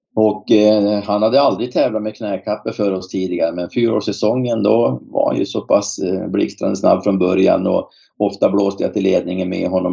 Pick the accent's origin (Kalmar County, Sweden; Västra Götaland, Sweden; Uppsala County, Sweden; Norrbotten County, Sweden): Norrbotten County, Sweden; Boden; moved away; Jag kommer själv från Boden